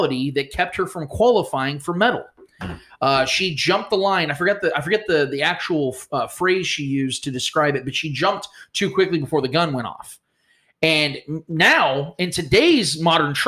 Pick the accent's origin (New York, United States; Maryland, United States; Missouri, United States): Missouri, United States; Kansas City; I'm from Kansas City